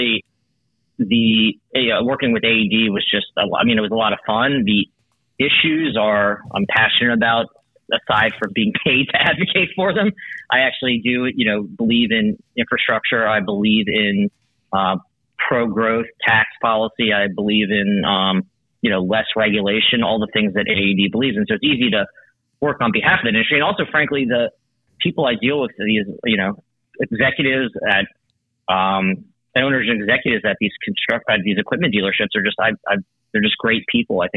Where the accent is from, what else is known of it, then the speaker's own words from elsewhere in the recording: Washington, District of Columbia, United States; I grew up in the Washington, D.C. area